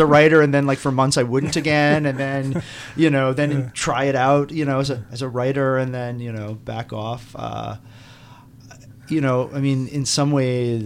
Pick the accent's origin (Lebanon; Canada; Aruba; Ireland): Aruba; moved away; also born or lived in New York; I grew up in Aruba